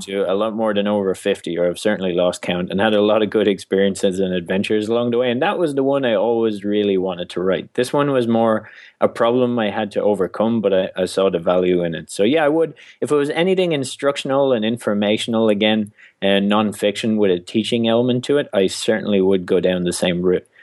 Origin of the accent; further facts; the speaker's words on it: Ireland; being Irish